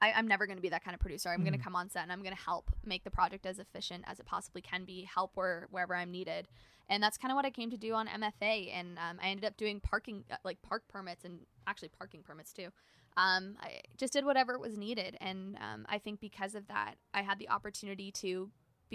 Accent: Canada; I'm Canadian.

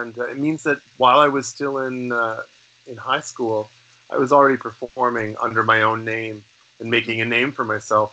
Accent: Toronto, Ontario, Canada; also born or lived in Los Angeles; here in Toronto when I was a kid. I grew up downtown in the Annex

